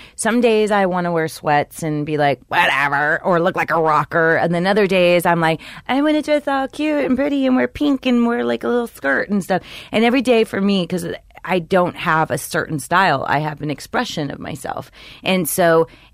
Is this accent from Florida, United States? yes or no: yes; Miami, Florida, United States; now in Los Angeles, United States; I grew up in Miami.